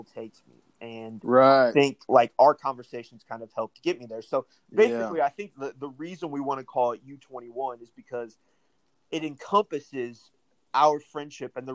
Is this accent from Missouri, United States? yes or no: yes; De Soto, Missouri, United States; I grew up with here in Missouri